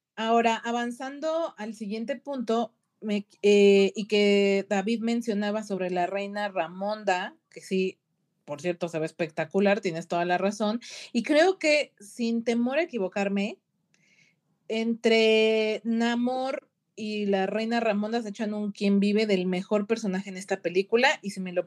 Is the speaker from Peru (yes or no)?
no; Mexico; como mexicana